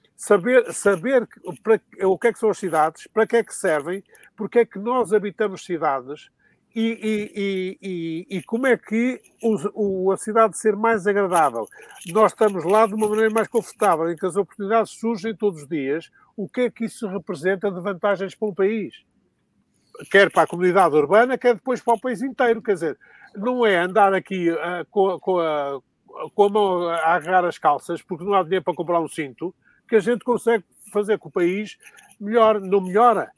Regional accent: Sedefeita, Minho, Portugal; now in Lisbon, Portugal; sou um, um lisboeta adotivo, eu sou de Sedefeita, foi onde nasci, foi em Sedefeita, aí no Mainho

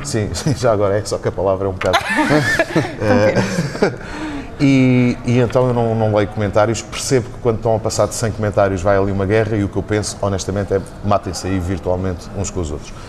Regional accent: Azores, Portugal; moved away as an adult; now in Lisbon, Portugal; sou açoriano

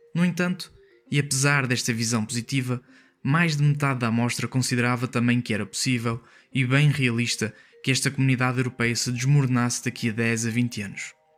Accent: Maia, Porto District, Portugal; sou da Maia

